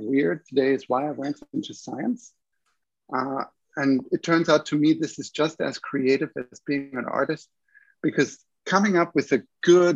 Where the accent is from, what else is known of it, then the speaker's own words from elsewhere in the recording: Munich, Bavaria, Germany; also born or lived in Vienna, Austria / Toronto, Canada / Vancouver, Canada / Calgary, Canada; now in Montreal, Canada; I come from Germany originally, from Munich, and then I trained in Vienna